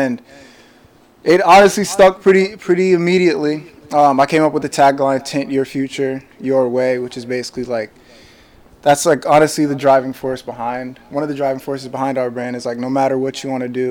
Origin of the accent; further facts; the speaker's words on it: Scarsdale, New York, United States; we're from Scarsdale, New York. We're neighbors